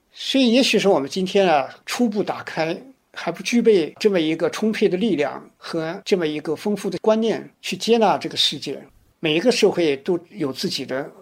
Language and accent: Chinese; China; 我们中国人